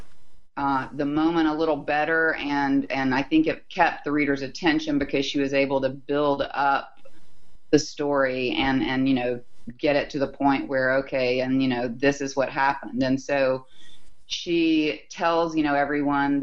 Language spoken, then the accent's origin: English; Huntsville, Alabama, United States; I grew up in a relatively small town, Huntsville, Alabama